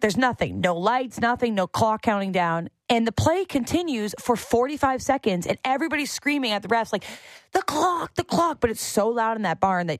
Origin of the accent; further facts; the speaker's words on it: Canada; And I am a Canadian, and I love the Canadians